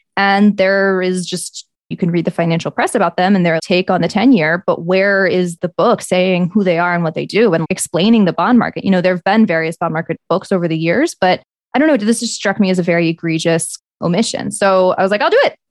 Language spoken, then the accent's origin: English; the South, United States; moved away; I'm from the South